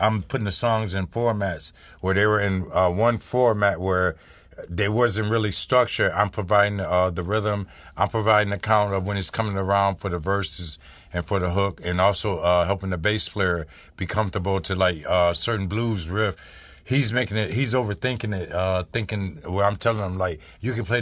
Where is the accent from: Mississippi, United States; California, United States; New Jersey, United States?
Mississippi, United States; I was born in Mississippi